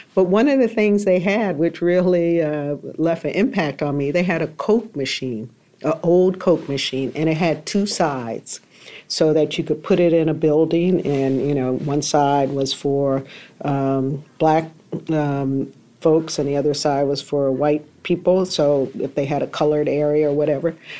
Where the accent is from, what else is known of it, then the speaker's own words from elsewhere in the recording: Greensboro, North Carolina, United States; moved away; I went to Greensboro, back to my hometown